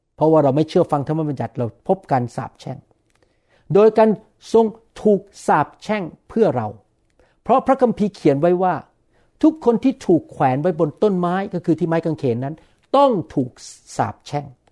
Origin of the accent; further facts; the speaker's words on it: Thailand; also born or lived in Bangkok; ผมเองก็เป็นคนไทย